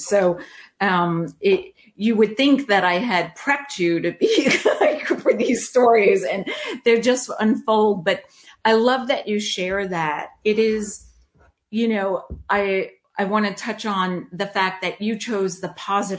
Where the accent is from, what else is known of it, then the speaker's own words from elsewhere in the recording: New York, United States; now in Charlotte, United States; I came from New York. My husband came from DC. We met in Charlotte, married, had our son, adopted our daughter, and life was fabulous.